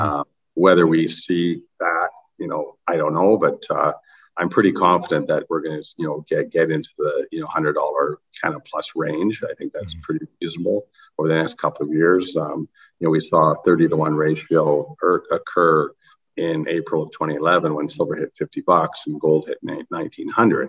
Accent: Canada; I'm a Canadian

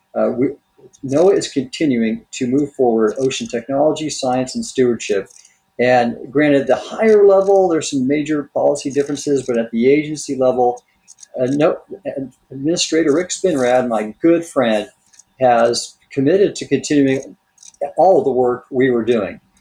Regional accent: Southern California, United States; I grew up in Southern California

